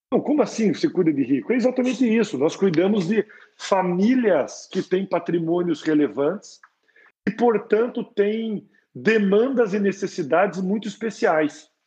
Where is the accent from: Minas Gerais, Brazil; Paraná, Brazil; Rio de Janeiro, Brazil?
Paraná, Brazil; Curitiba; moved away as an adult; now in São Paulo, Brazil; foi exatamente essa época que eu saí de Curitiba para São Paulo. Né? É, Curitiba já não já não me desafiava mais.